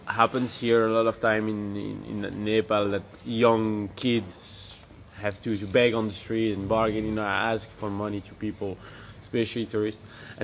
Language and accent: English; Belgium; I'm from Belgium